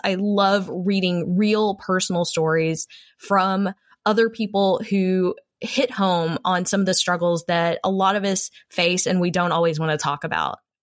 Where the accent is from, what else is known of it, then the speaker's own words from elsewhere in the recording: Texas, United States; I am a Texan, a proud Texan